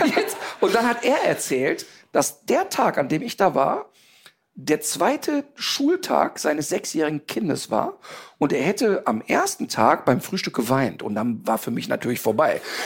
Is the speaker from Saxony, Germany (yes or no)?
no; Ruhr area, North Rhine-Westphalia, Germany; also born or lived in Cologne; ich komme aus dem Ruhrpott, ich bin mit wirklich vielen türkischen Jungs sozialisiert worden